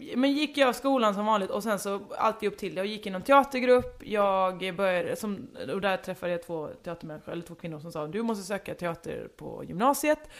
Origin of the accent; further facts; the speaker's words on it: Halmstad, Halland County, Sweden; moved away; also born or lived in western Småland; var uppvuxen i västra Småland, bodde i Halmstad, då, mina, eh, identitetsbyggande år